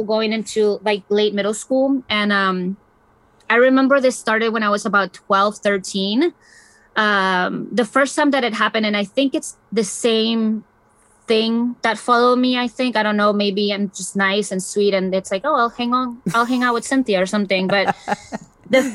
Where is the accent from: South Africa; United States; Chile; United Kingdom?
Chile; moved away; I was born and raised in Chile